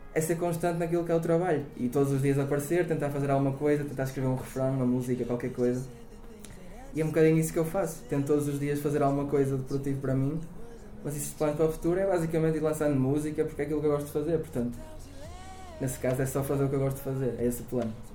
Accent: Rio Tinto, Norte, Portugal; eu nasci no Porto, mais concretamente em Rio Tinto, como já referi, uma bela cidade. Um, no entanto, sim, o Porto faz parte da minha infância

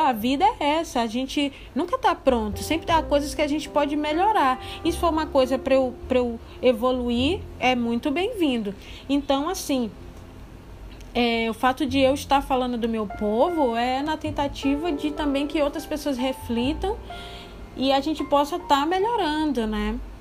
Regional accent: Candeias, Bahia, Brazil; moved away; lá em Candeias, né, que é a minha terra, né, e é onde minha mãe mora atualmente

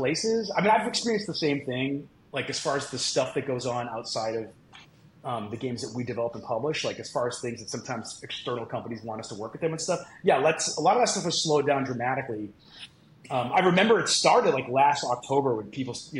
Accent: Boston, Massachusetts, United States; I grew up in Boston, the Boston area

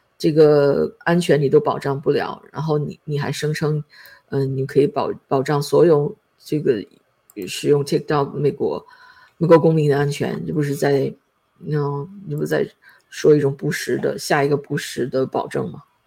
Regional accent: China; 就觉得好像他给我们中国人露脸了一样

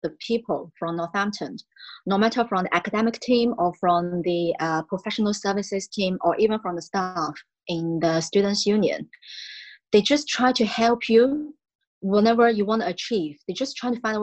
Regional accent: Shaoguan, Guangdong, China; English is a second language; moved away as an adult; also born or lived in United Kingdom; I am from Shaoguan. It's from the southern part of China in Guangdong province

